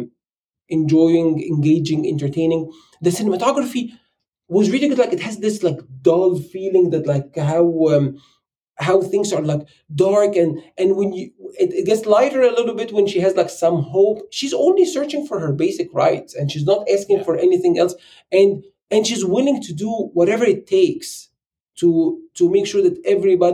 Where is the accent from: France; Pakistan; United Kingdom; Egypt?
Egypt; moved away as an adult; now in United States; I'm an immigrant. And I live in the US and I'm from Egypt.